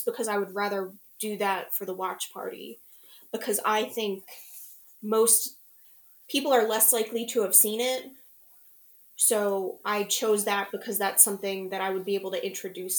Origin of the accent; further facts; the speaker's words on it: New Jersey, United States; I'm from New Jersey